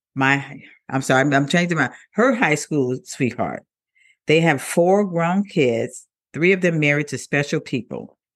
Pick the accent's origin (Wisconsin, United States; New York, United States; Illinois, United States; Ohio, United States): Illinois, United States; Chicago; I'm from Chicago, Illinois